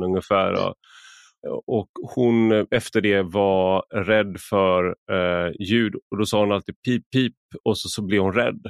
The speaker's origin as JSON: {"language": "Swedish", "country": "Sweden", "said": "som svensk"}